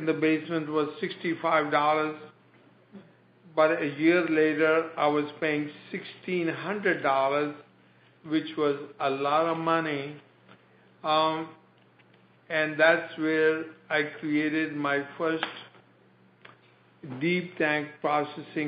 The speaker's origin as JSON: {"language": "English", "country": "India", "tie": "born or raised there", "moved": "as an adult", "lives_now": "United States", "said": "I came from India"}